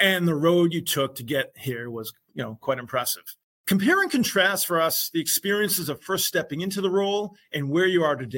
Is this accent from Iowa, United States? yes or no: no; New York, United States; as a New Yorker